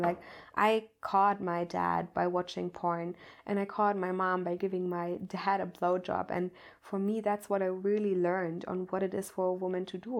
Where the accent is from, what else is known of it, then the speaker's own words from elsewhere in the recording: Germany; I'm coming from Germany